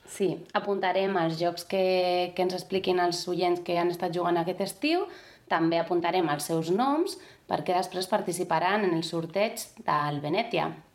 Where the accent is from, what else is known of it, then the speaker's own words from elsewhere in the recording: Basque Country, Spain; moved away; Com que jo soc del País Basc, doncs sovint, almenys 10 dies, 15 dies de l'estiu anem a, a casa dels meus pares